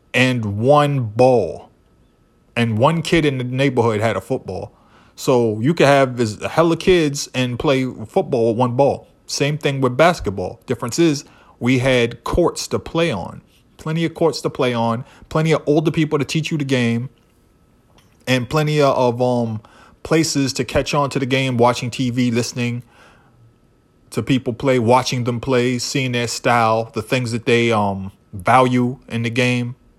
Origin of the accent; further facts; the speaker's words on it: Boston, Massachusetts, United States; growing up in Boston, you couldn't avoid basketball. If you were a brown kid who grew up in my neighborhood